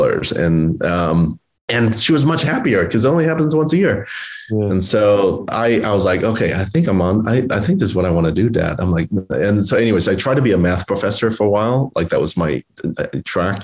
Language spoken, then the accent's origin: English; Oklahoma City, Oklahoma, United States; July 4th was my favorite holiday growing up in Oklahoma City